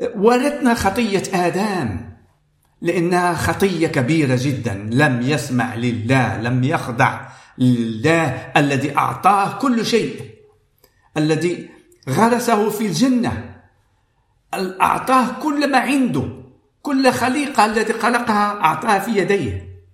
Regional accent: Morocco; أنا من المغرب

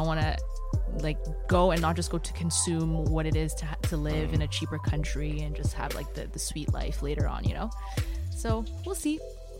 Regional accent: Burundi; English is a second language; now in Canada; I'm Burundian Canadian, but I identify so much with my roots.

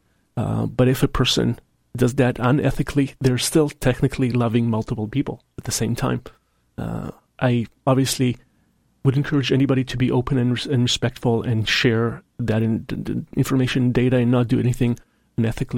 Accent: Israel; now in Seattle, United States; my home country of Israel

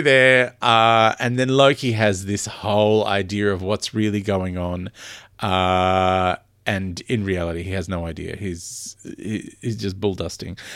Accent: Australia; I'm very Australian

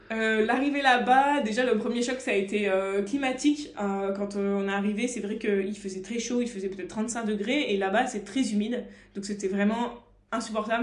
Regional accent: France; en tant que Français

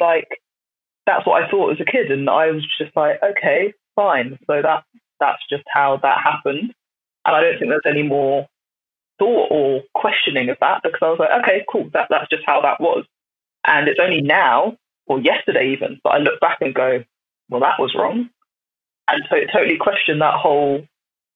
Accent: Brighton, South East England, United Kingdom; I grew up in the South, so in Brighton.

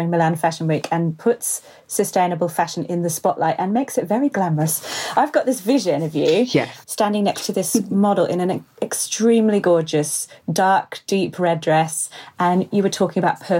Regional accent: Kenya; now in London, United Kingdom; I'm a Kenyan designer and I'm currently based in London.

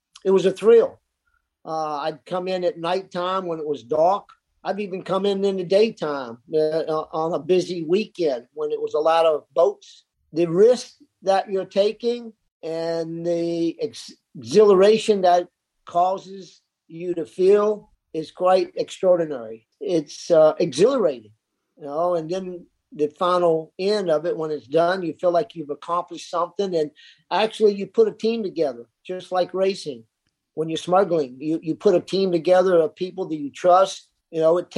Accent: South Florida, United States; growing up in South Florida, it was the culture in the 60s

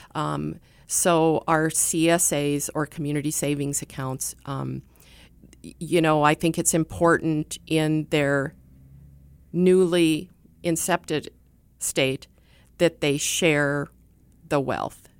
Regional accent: Sturgis, South Dakota, United States; I grew up in Sturgis, and so, um, Sturgis is kinda near and dear to me

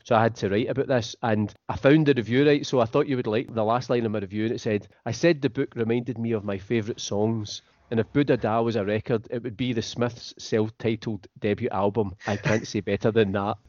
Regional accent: Scotland, United Kingdom; as a Scottish person

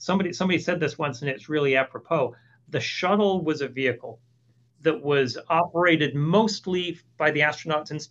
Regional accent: Toronto, Ontario, Canada; moved away as an adult; now in Houston, United States; I grew up in Toronto, although I currently live in Houston.

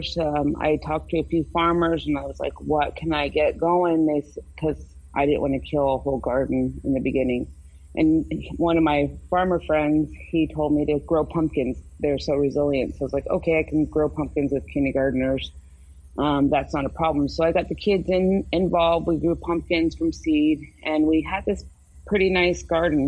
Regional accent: Hoopa, California, United States; I'm from the Hoopa Valley Tribe in Hoopa, California

